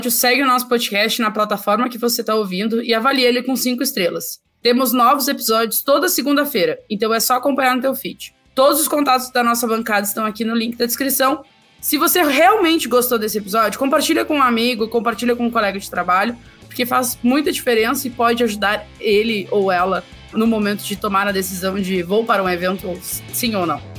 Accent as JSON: {"language": "Portuguese", "region": "Rio Grande do Sul", "country": "Brazil", "said": "É, para mim, né, como gaúcha, estar lá no Rio Grande do Sul, num evento lá"}